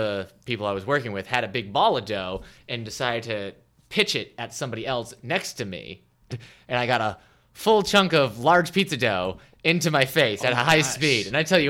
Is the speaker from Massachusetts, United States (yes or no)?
yes; Haverhill, Massachusetts, United States; near Haverhill, Massachusetts, my hometown.